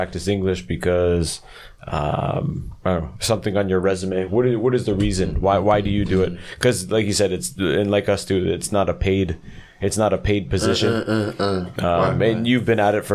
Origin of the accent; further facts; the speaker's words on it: Canada; moved away as an adult; now in South Korea; I grew up in a city in Canada